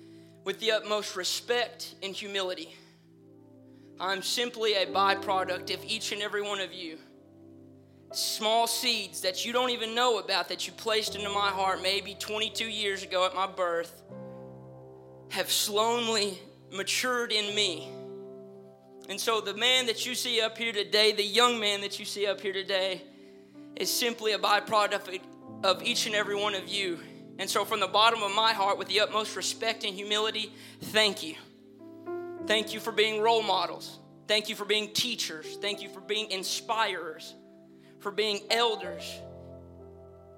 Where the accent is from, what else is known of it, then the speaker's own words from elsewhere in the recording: the South, United States; accent: southern; my southern accent